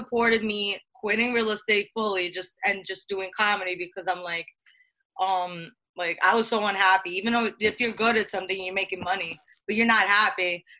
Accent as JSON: {"language": "English", "town": "Brooklyn", "region": "New York", "country": "United States", "said": "Coney Island."}